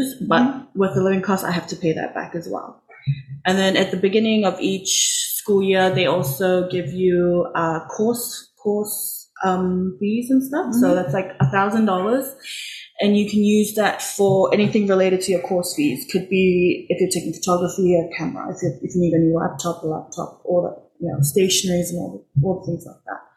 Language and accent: English; Cook Islands; moved away as an adult; now in New Zealand; Growing up, I was in the Cook Islands